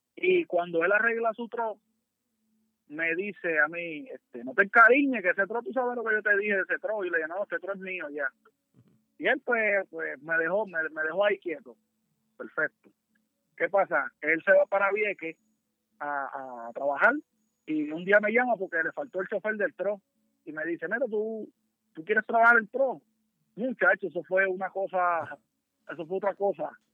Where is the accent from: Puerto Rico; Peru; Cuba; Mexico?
Puerto Rico; Naguabo; nosotros somos los … de Nahuabo